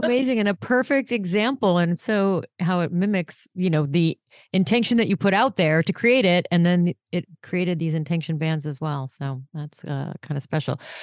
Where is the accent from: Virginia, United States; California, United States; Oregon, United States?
California, United States; Los Angeles; when I was little, I grew up in Los Angeles